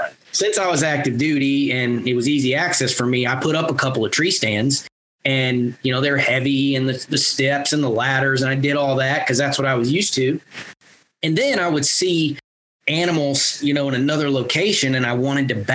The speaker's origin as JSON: {"language": "English", "region": "Northwest Florida", "country": "United States", "tie": "born or raised there", "also_born_or_lived": "Fort Carson, Colorado", "moved": "as an adult", "said": "I grew up in Northwest Florida, so we hunted pine plantations over corn feeders and food plots with ladder stands and climbers"}